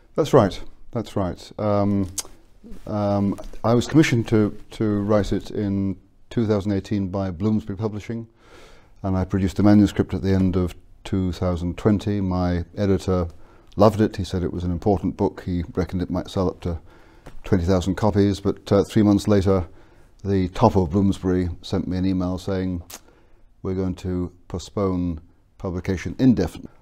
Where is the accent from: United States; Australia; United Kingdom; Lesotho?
United Kingdom; England; moved away; also born or lived in Scotland; I was born in Scotland and educated in England.